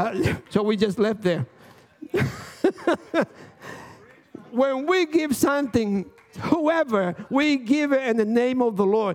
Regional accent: Dominican Republic; now in United States; I'm from Dominican Republic

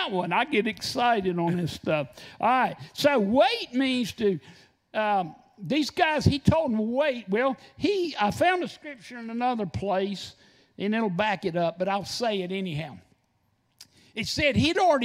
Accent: North Carolina, United States; from North Carolina

